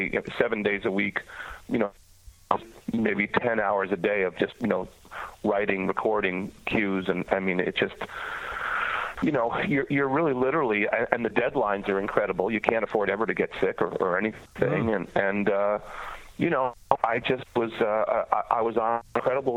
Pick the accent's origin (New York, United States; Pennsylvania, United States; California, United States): New York, United States; moved away as an adult; also born or lived in Toronto, Canada; now in Nashville, United States; I'm from New York originally, but I moved to Toronto